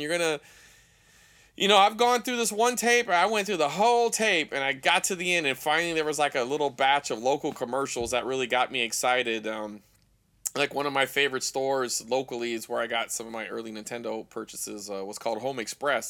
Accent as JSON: {"language": "English", "town": "Fresno", "region": "California", "country": "United States", "tie": "born or raised there", "said": "my hometown is Fresno."}